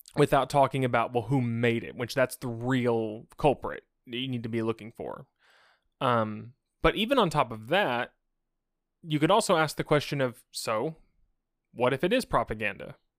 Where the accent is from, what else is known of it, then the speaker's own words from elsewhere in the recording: United States; I'm an American, I grew up hearing about how bad communism was all my life.